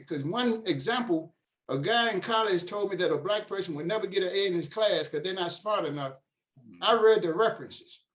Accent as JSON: {"language": "English", "town": "Nashville", "region": "Tennessee", "country": "United States", "tie": "born or raised there", "moved": "as an adult", "lives_now": "Frankfort, United States", "said": "I'm actually from Nashville, Tennessee, and I hail right now in Frankfort, Kentucky."}